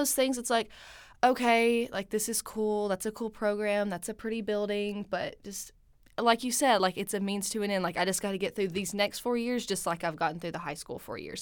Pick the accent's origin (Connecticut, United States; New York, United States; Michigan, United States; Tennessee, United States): Tennessee, United States; Milton; moved away as an adult; now in Stillwater, United States; I'm originally from Milton, Tennessee